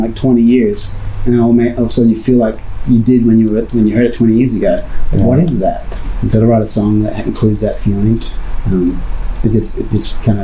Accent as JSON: {"language": "English", "town": "Brisbane", "region": "Queensland", "country": "Australia", "tie": "born or raised there", "moved": "as an adult", "lives_now": "San Diego, United States", "said": "that was my hometown."}